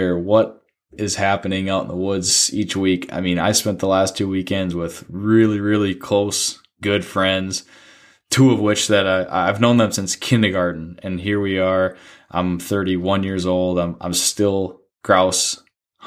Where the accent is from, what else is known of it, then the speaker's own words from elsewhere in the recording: Duluth, Minnesota, United States; growing up in Duluth